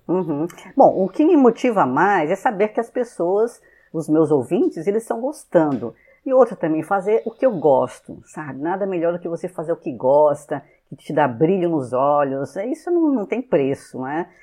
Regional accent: São Paulo, Brazil; moved away; also born or lived in Rio de Janeiro / Fortaleza; eu sou de São Paulo, né? Só para é, nasci né, na, na, capital de São Paulo mesmo.

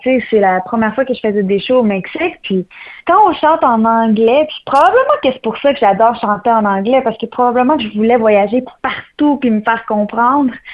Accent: Saint-Basile-le-Grand, Quebec, Canada; Je pars de loin, je pars du Québec plus précisément. Euh, je suis native de Saint-Basile-le-Grand

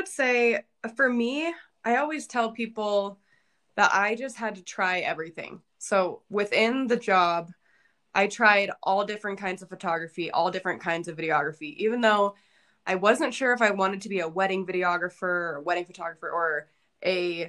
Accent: Arizona, United States; No, I'm from Arizona and he's from Nevada.

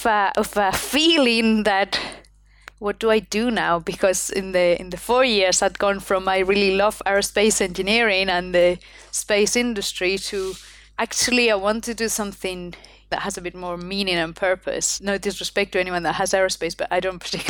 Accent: Spain; English is a second language; moved away as an adult; also born or lived in United Kingdom; I come from Spain. I had studied in Spain all my life

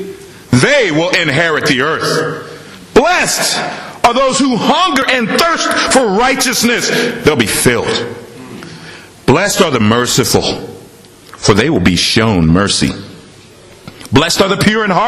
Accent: Washington, United States; moved away as an adult; also born or lived in Los Angeles; me and my wife, we're from Washington in the United States. We moved to Los Angeles before we come here

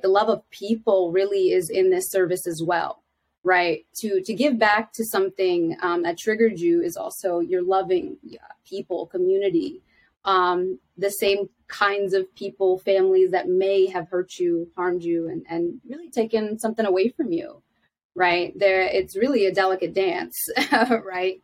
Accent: Philadelphia, Pennsylvania, United States; I am from Philadelphia

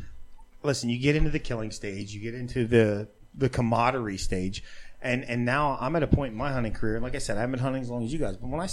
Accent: Eastern Pennsylvania, United States; I grew up in Eastern PA with all the Amish.

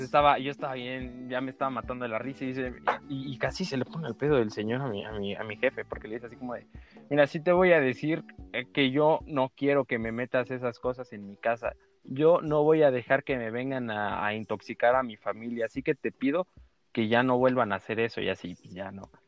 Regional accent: Chiapas, Mexico; somos chiapanecos, papá. Yo no, yo no pedí nacer en Chiapas

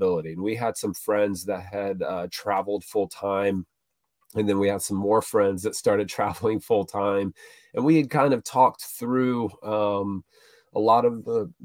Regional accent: Florida, United States; I grew up in Florida

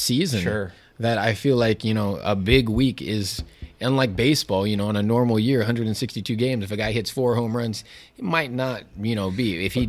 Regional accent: California, United States; growing up in California, he was a hot 49er, and then he came to Seattle.

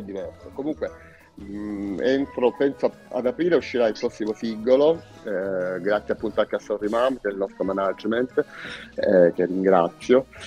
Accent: Lecce, Apulia, Italy; noi siamo leccesi

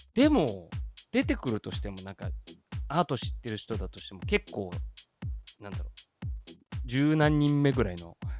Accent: Italy; now in Japan; イタリア生まれイタリア育ちで日本人として育ってきて

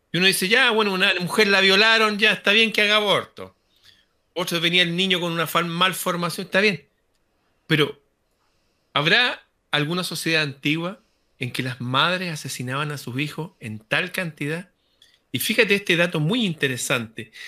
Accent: Chile

